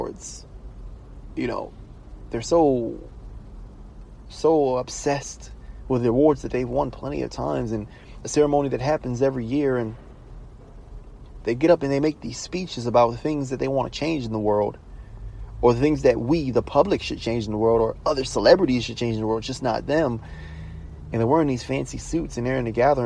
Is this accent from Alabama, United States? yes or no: no; Baltimore, Maryland, United States; From a small town, I'm from Baltimore, 100,000 people live in that city